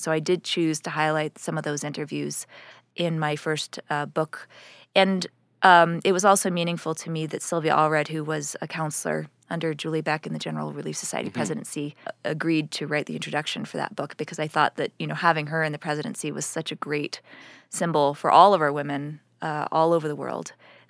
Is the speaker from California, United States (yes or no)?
no; New York City, New York, United States; Yeah, I grew up right in New York